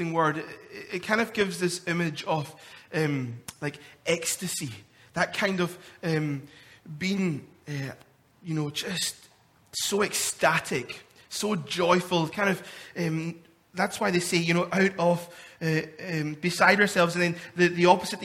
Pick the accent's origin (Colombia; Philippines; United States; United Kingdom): United Kingdom; Scotland; me being a Scottish man